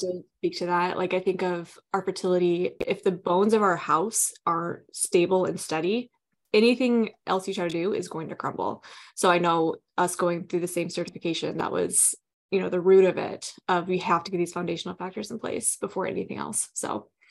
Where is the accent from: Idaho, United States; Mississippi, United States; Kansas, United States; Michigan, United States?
Michigan, United States; Southwest; I grew up in Southwest Michigan, here in the United States, small town